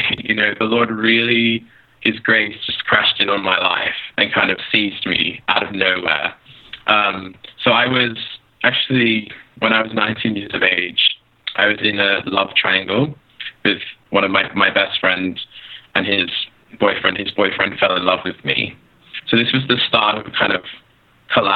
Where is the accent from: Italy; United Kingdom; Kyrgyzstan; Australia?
Australia; Sydney, New South Wales; moved away as an adult; I grew up in Sydney, Australia